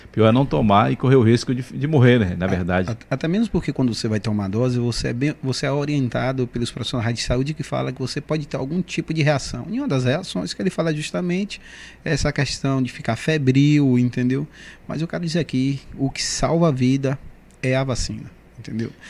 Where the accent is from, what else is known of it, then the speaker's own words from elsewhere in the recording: Bahia, Brazil; você, nós brasileiros, e vou falar como nordestino, baiano, que gostamos muito de do acolhimento, do abraço, do acolchego, né?